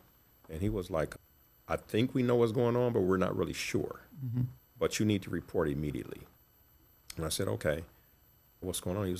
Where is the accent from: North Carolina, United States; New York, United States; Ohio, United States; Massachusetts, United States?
Ohio, United States; Cleveland; also born or lived in Detroit; I was born in Detroit. Parents split when I was at young age, maybe 3 or 4. Mm-hmm. But I was raised here in Cleveland pretty much.